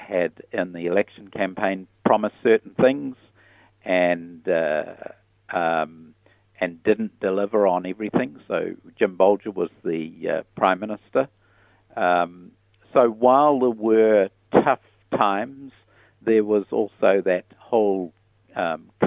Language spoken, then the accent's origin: English; Piopio, Waikato, New Zealand; also born or lived in Solomon Islands / United States; I grew up like many rural children in those days with aspirations to go farming